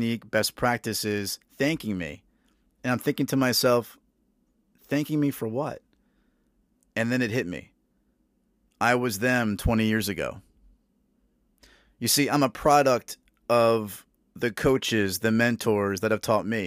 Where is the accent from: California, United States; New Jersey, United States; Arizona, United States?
New Jersey, United States; Northern; also born or lived in Norfolk, Virginia; I was born in Northern New Jersey, raised in Northern New Jersey